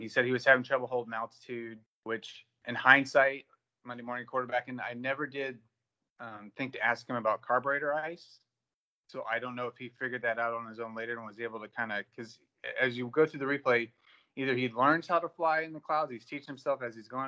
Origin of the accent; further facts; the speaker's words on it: Indiana, United States; moved away as an adult; now in Fort Worth, United States; I'm originally from Indiana, grew up there, went to Purdue, graduated.